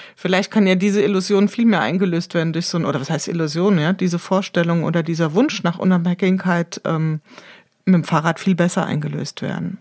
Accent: Wiesbaden, Hesse, Germany; hier aus meiner Heimatstadt berichten. In Wiesbaden

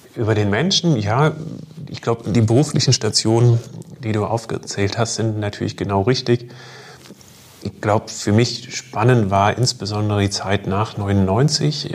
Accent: Germany; moved away; ich komme ursprünglich aus Deutschland, ähm, habe dort auch noch meine Familie

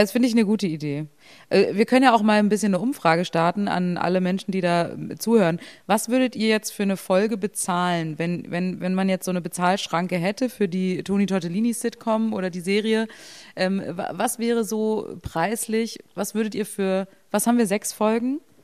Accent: Berlin, Germany; ich bin ja auch nicht im Osten aufgewachsen

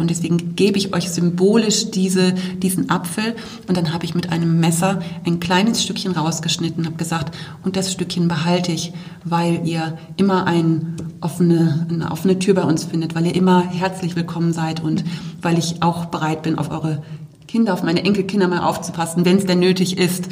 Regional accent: Bremen, Germany; moved away as an adult; also born or lived in Wolfsburg; now in Oberkirch, Germany; Ich komme ja ursprünglich aus Bremen

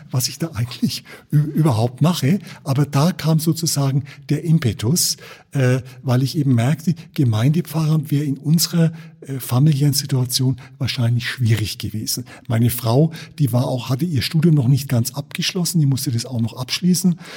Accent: Bogen, Bavaria, Germany; also born or lived in Nuremberg; Also ich bin geboren in Nürnberg, äh, fränkisch evangelisch-lutherisch geprägt. Bin als Kind aufgewachsen in Bogen in Niederbayern durch äh, Versetzung meines Vaters, katholisch.

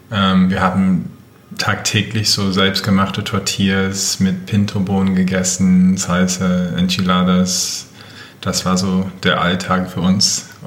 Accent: Michigan, United States; Also ich bin halb Mexikaner. {S1} Mhm. {S0} Ähm, und ich bin tatsächlich mit der Küche aufgewachsen. Also ich bin in Michigan, äh, in der Nähe von Detroit aufgewachsen und dort ist es so ländlich

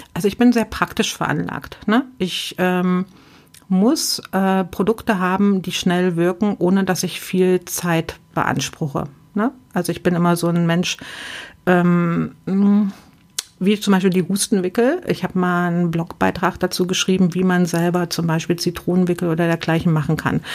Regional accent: near Bitterfeld, Saxony-Anhalt, Germany; moved away; also born or lived in West Germany; ich bin auch ein Ostkind und bin äh, in der dreckigsten Stadt äh, von Europa äh, in der Nähe groß geworden. Komme aus der Nähe von Bitterfeld

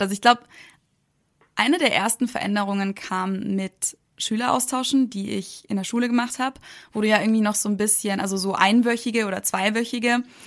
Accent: Munich, Bavaria, Germany; moved away as an adult; now in United States; ich bin ja in München geboren, aufgewachsen und bin dann halt auch da zur Uni gegangen

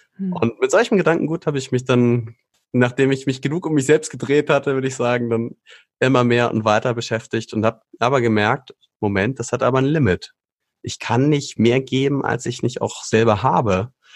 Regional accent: Schleswig-Holstein, Germany; moved away as an adult; now in Hesse, Germany; bin aber gebürtiger Norddeutscher, also dort oben, wo es richtig flach ist, kalt, windig, zügig, ähm, viel Regen. Dort bin ich aufgewachsen in Schleswig-Holstein

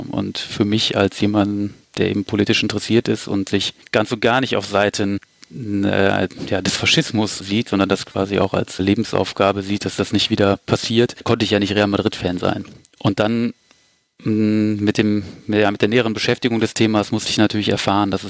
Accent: Düsseldorf, North Rhine-Westphalia, Germany; born there; ich bin sogar in Düsseldorf geboren, allerdings auf der linken Rheinseite.

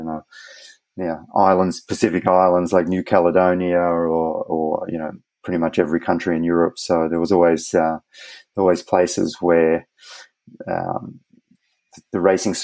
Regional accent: Australia; as an Australian

